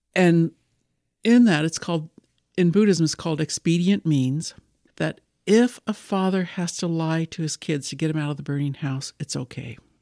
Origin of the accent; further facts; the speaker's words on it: United States; I'm a female from the United States